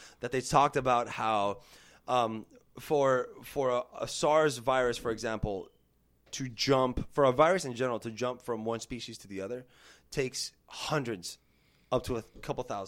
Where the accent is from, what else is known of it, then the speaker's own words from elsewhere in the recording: Hialeah Gardens, Florida, United States; if you were born and raised in Hialeah Gardens, like myself